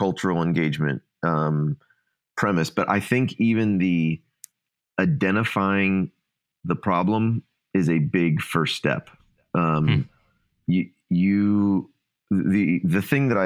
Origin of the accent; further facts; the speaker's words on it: Ohio, United States; moved away; Ohio. I was raised in Ohio